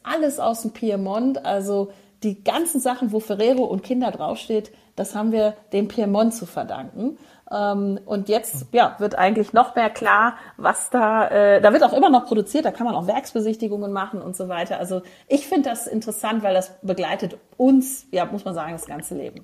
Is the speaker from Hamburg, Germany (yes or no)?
no; Frankfurt, Hesse, Germany; aus Frankfurt, wo ich geboren bin